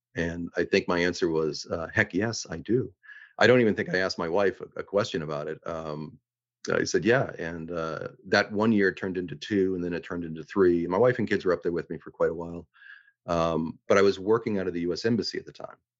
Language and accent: English; Boston, Massachusetts, United States; moved away as an adult; also born or lived in Reykjavik, Iceland; I grew up, I was born in Dorchester, grew up in the Rosendale neighborhood